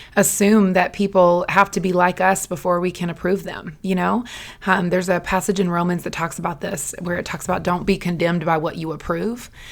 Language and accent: English; the South, United States; I'm raised in the South